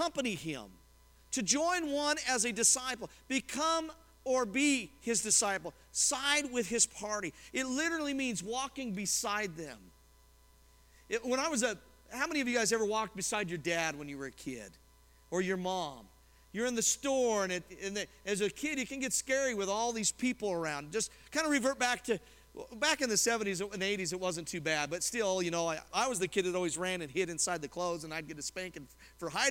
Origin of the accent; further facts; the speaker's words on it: Colorado, United States; as a kid, I grew up in Colorado, and we'd have big blizzards out there